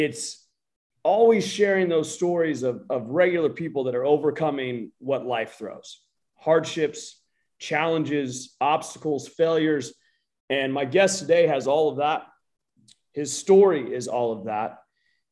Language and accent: English; United States; I'm American